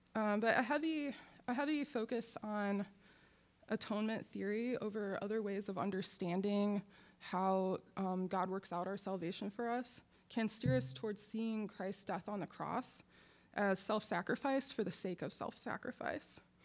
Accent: Akron, Ohio, United States; moved away as an adult; now in Durham, United States; I was born in Akron, which is the home of LeBron James

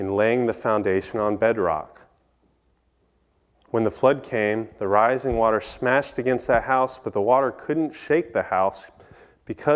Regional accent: East Coast, United States; moved away; growing up on the East Coast

